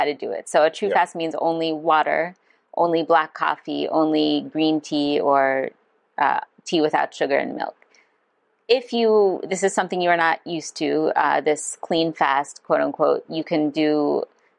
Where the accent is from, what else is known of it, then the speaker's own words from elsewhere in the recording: Maryland, United States; my hometown in Maryland